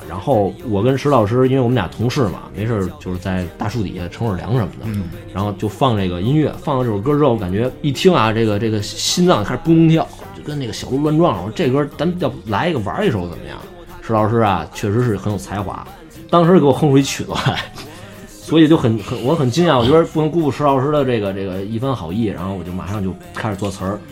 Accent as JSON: {"language": "Chinese", "region": "Beijing", "country": "China", "tie": "born or raised there", "said": "我是作为北京人嘛"}